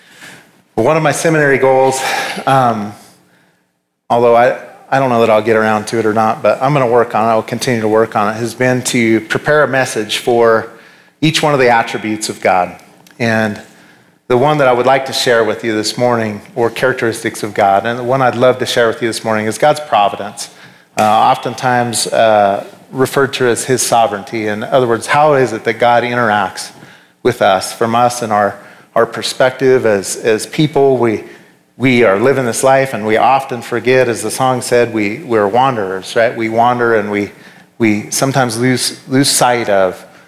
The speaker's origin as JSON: {"language": "English", "town": "Laramie", "region": "Wyoming", "country": "United States", "tie": "born or raised there", "also_born_or_lived": "North Carolina", "moved": "as an adult", "said": "I was born and raised here in Laramie"}